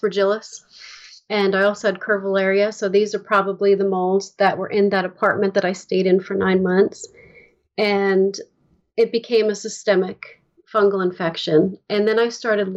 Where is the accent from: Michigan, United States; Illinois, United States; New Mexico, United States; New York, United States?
New York, United States; upstate; also born or lived in Bronx, New York / Manhattan, New York; we moved into a house that was about an hour upstate